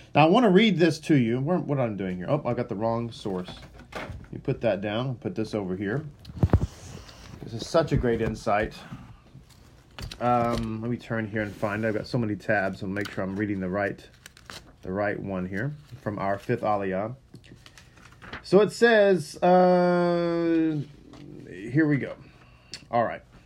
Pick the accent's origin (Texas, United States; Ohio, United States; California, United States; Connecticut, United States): Texas, United States; first language English; I am from Texas, and English is my first language